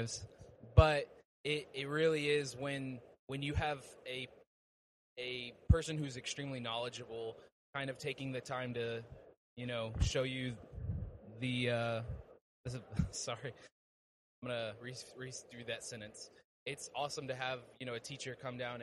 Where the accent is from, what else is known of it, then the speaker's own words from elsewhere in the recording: Dallas, Texas, United States; I'm from Dallas, Texas